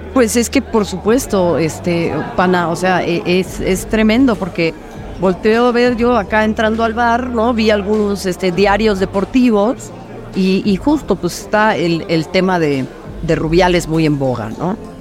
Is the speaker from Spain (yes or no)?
no; Mexico; yo nací, en este país y lo amo y, soy mexicana antes que cualquier otra cosa